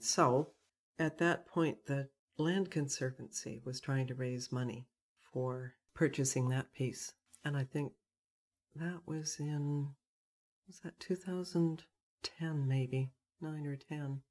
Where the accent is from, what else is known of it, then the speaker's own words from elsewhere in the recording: Burnaby, British Columbia, Canada; also born or lived in South Pender Island; now in Pender Island, Canada; I grew up in North Burnaby